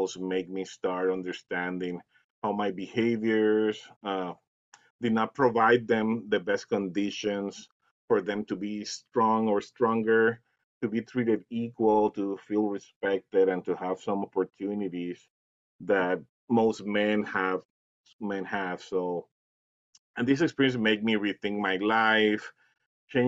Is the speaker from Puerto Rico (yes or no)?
yes; Puerto Rico; also born or lived in Dominican Republic; now in Eagan, Minnesota, United States; I'm from Puerto Rico, but I also live around 7 years in the Dominican Republic